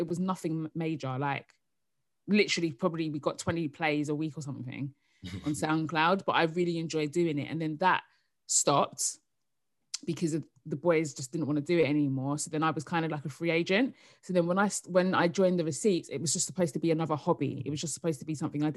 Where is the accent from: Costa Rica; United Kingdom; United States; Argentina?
United Kingdom; Essex, East of England; also born or lived in South London; now in London, United Kingdom; I live in South London now, but I'm from Essex